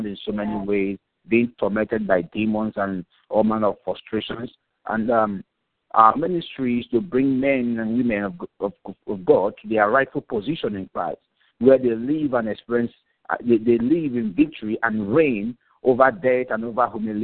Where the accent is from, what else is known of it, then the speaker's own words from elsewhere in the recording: Nigeria; moved away as an adult; now in Port Elizabeth, South Africa; I'm originally from Nigeria, but I've been here in South Africa for a while now, for about 8 years now